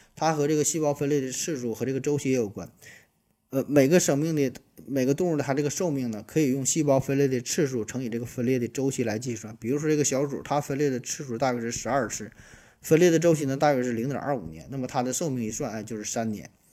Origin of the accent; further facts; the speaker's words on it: Shenyang, Liaoning, China; 咱们沈阳人对于雪花纯生的一种昵称